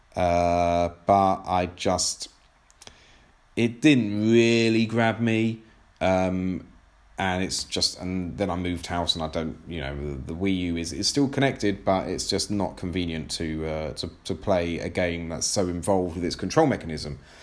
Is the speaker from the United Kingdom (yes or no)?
yes; England, United Kingdom; I'm English